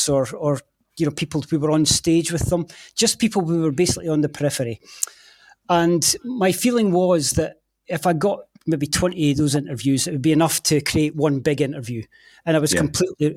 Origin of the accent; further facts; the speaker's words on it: Scotland, United Kingdom; as a Scot